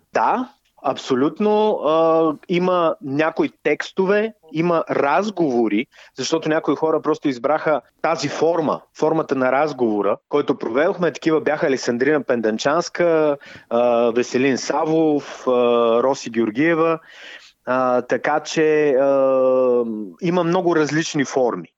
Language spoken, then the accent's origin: Bulgarian; Yambol, Yambol Province, Bulgaria; moved away; в моя роден град, където всъщност съм представил буквално две книги и се надявам да представя и моята собствена, защото все пак Ямбол си е родния